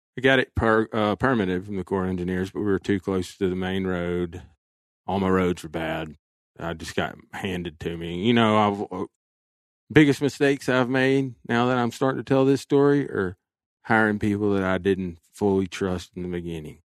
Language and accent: English; Alabama, United States; my home state of Alabama